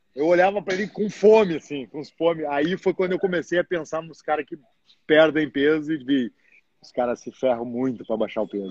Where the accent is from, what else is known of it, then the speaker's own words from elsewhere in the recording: Rio Grande do Sul, Brazil; moved away as an adult; now in United States; Sou gaúcho